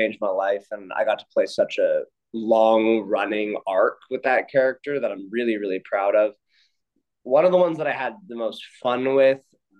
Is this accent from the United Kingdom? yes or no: no; Canada; Yeah, I'm from Canada, but I wanted to be at the University of Notre Dame.